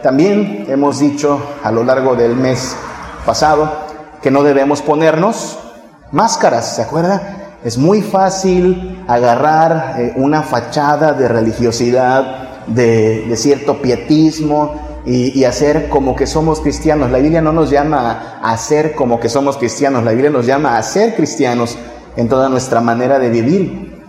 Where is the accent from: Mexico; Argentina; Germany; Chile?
Mexico; northern Mexico; moved away; allá en mi tierra en el norte